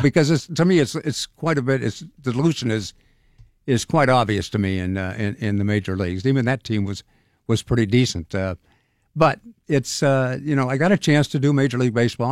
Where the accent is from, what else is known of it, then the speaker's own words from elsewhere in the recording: Sacramento, California, United States; moved away as an adult; also born or lived in San Diego / Phoenix; now in Pittsburgh, United States; I grew up in Sacramento.